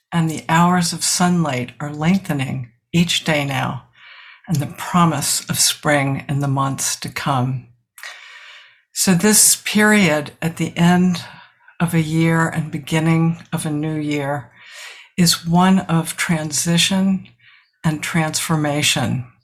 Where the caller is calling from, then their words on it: South Burlington, Vermont, United States; I'm a senior student at the Village Zendo, and I'm talking from South Burlington, Vermont.